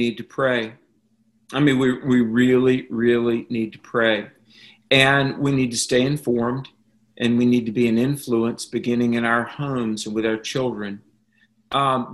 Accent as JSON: {"language": "English", "region": "North Carolina", "country": "United States", "tie": "born or raised there", "said": "my home state of North Carolina"}